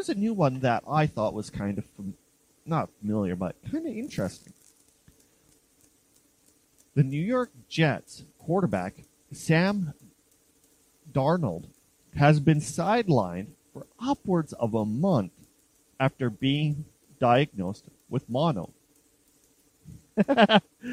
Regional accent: Canada; I'm Canadian, I can't speak Italian

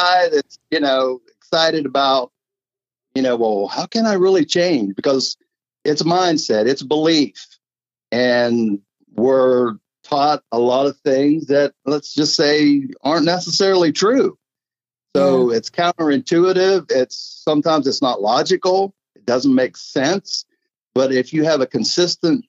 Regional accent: Clarksburg, West Virginia, United States; also born or lived in Salem, West Virginia; I'm originally Clarksburg. I grew up in the Clarksburg area.

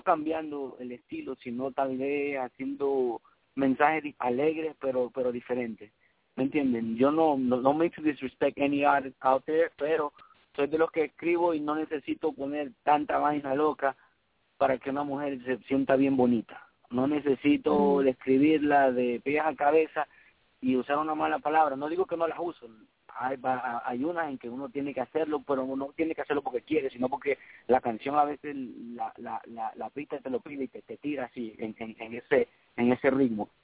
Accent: New York, United States; orgullosamente criado y nacido aquí en Nuevo York de padres ecuatorianos de Ecuador, de Guayaquil, Ecuador

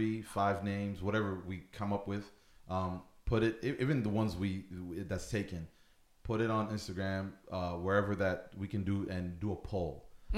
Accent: Buffalo, New York, United States; But again, I'm originally from Buffalo, so it's comfortable. I'm visiting for about a week.

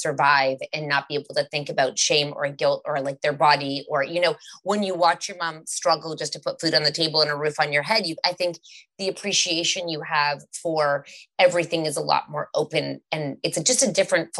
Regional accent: Canada; we're from Canada and we're quite liberal and open here.

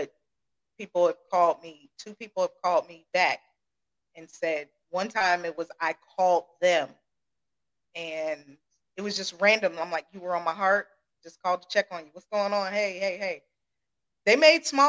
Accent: Ohio, United States; I grew up in Ohio

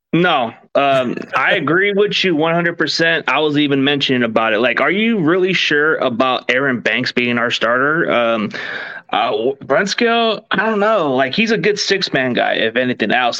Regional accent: California, United States; also born or lived in Dallas, Texas; I just li, lived down California my entire life.

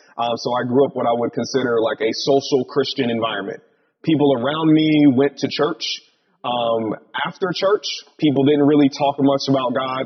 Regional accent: New Haven, Connecticut, United States; also born or lived in Japan; I grew up in New Haven, Connecticut

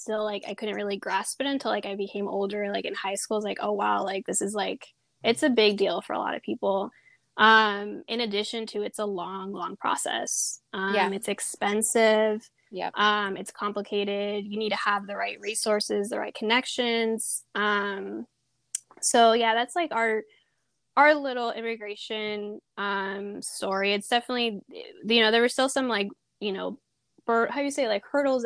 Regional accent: Sonoma County, California, United States; also born or lived in Peru; I grew up in Sonoma County for most of my life, more up north

